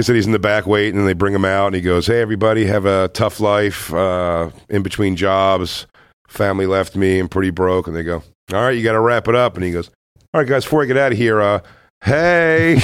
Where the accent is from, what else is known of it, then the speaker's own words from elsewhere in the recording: Philadelphia, Pennsylvania, United States; I'm from Philly